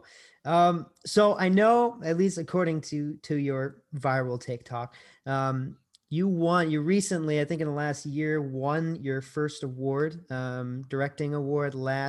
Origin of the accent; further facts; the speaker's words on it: United States; As an American